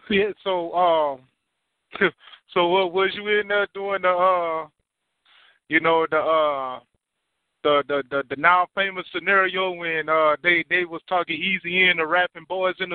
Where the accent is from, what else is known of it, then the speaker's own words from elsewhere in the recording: Compton, California, United States; Born and raised in Compton.